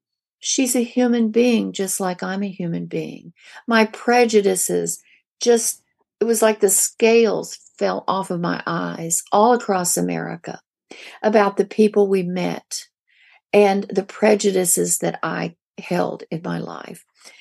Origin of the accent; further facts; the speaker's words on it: the Ozarks, United States; I grew up in the Ozarks. We were poor.